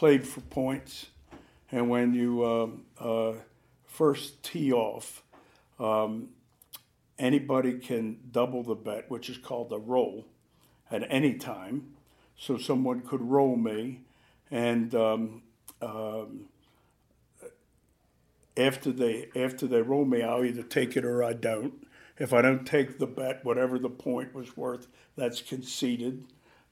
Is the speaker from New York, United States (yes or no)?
no; Baltimore, Maryland, United States; moved away; I grew up in Baltimore, and East Baltimore, and there's a golf course there called Clifton Park